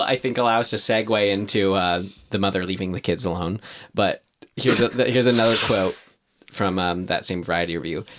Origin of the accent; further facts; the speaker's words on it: United States; being American